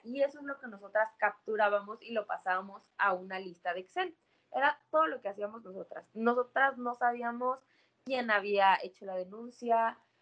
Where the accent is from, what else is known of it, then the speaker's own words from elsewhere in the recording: Oaxaca, Mexico; soy de Oaxaca